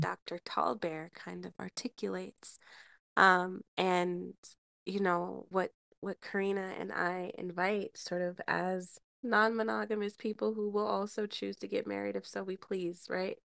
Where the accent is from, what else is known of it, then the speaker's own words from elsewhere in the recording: United States; the way that I was raised here in the United States